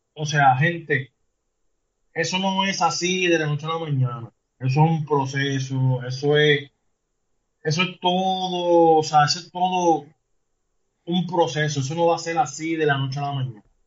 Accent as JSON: {"language": "Spanish", "country": "Puerto Rico", "said": "el puertorriqueño, que es donde, de donde yo soy, de aquí de Puerto Rico"}